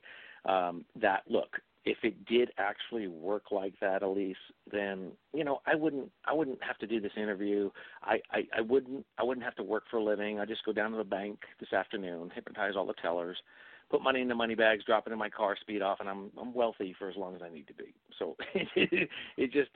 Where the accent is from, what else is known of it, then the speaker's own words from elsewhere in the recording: New England, United States; I come from New England, and I come from a very conservative area, and I was brought up as a Catholic boy